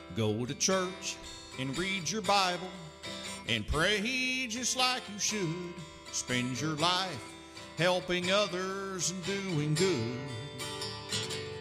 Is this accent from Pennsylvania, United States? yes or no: no; Russellville, Kentucky, United States; Russellville's my hometown, and I um, was born there